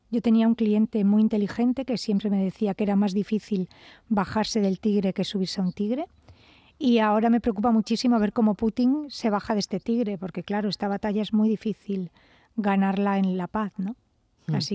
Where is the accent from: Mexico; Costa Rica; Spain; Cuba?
Spain; Almería, Andalusia; yo soy andaluza por los cuatro estados. o sea, yo soy hija de funcionarios